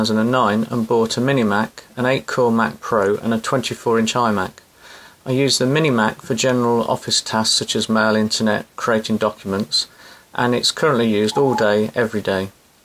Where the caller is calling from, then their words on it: England, United Kingdom; I'm calling from England.